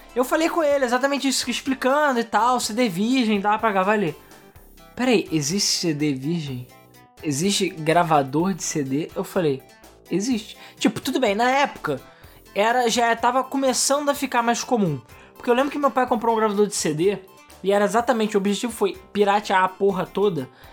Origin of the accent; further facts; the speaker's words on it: Brazil; now in Rio de Janeiro, Brazil; a gente é brasileiro